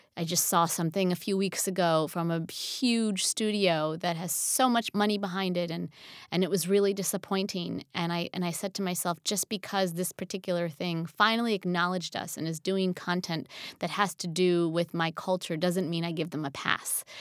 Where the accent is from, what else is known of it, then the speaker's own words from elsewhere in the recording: New Jersey, United States; moved away; also born or lived in Pennsylvania / New York / Los Angeles; I grew up in New Jersey, and then we moved to Pennsylvania